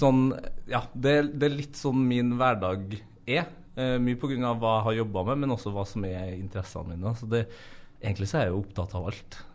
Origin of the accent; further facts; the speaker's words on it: Norway; vi som er født og oppvokst i Norge, som bor i Norge